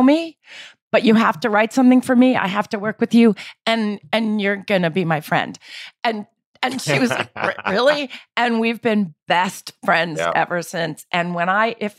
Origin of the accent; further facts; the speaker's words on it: New York, United States; I'm from New York